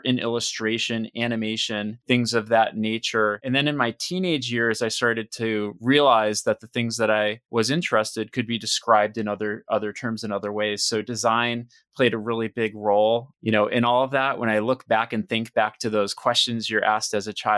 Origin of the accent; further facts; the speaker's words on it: Western Massachusetts, United States; I grew up in Western Mass